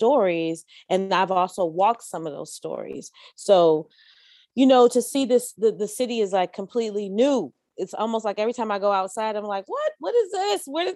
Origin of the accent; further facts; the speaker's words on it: San Francisco, California, United States; I was raised here in San Francisco.